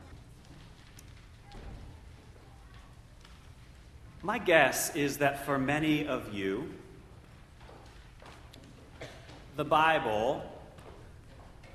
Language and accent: English; Central Ohio, United States; a kid growing up in Central Ohio